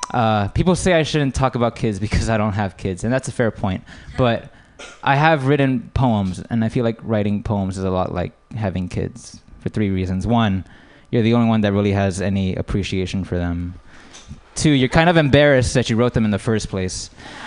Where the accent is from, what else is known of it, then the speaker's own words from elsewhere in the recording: United States; but I would say I'm American.